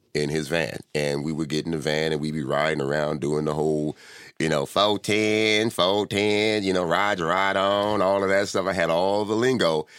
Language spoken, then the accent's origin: English; Compton, California, United States; also born or lived in Inglewood; I was born and raised in Compton